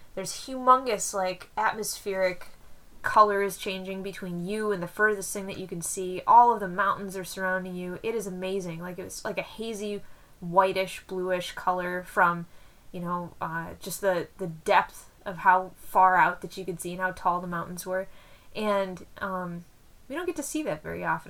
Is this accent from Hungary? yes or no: no; Wisconsin, United States; accent: Wisconsin; my Wisconsin accent